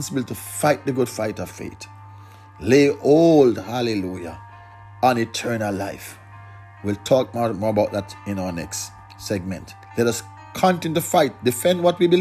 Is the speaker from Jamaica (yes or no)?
yes; Jamaica; we celebrate what we call Emancipation Day in Jamaica. We celebrate Independence Day, when we are free from British control